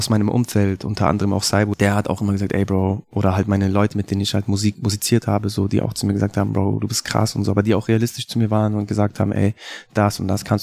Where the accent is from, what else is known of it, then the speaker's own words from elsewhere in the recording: Munich, Bavaria, Germany; Ich bin ein gebürtiger Münchner Künstler.